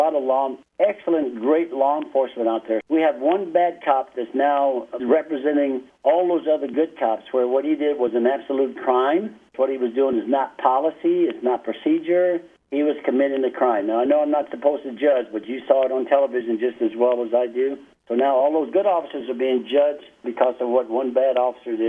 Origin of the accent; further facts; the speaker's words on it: New York City, New York, United States; moved away as an adult; also born or lived in Fayetteville, West Virginia; now in Albuquerque, United States; I was born in Fayetteville, West Virginia, but my mom moved while I was a little baby. We moved to New York City, so I was raised in New York City from 3 months old further.